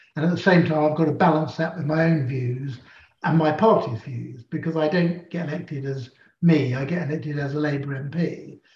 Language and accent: English; London, United Kingdom; also born or lived in Shepherd's Bush; I was born in Parsons Green down in Fulham. And indeed, I'm the sort of fourth generation of my family to grow up in Fulham